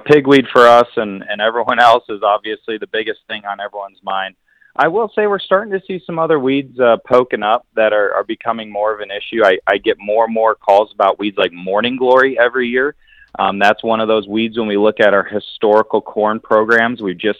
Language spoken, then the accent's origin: English; Wisconsin, United States; moved away; I'm originally from Wisconsin